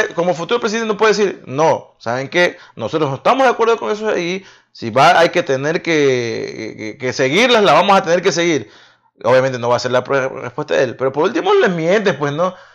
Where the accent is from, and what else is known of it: Ecuador